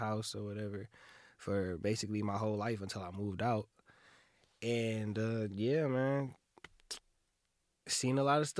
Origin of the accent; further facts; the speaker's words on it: Kalamazoo, Michigan, United States; born there; I was born in KZU. Like, my parents, they went to Western. And they had me.